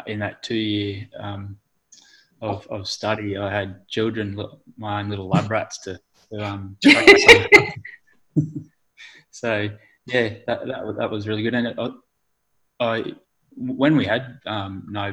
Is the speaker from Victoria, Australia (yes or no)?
yes; Forrest, Victoria, Australia; I grew up in Forest